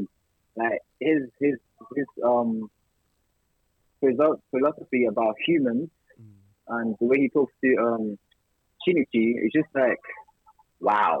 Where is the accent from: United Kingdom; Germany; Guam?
Germany; moved away; I was born and raised in Germany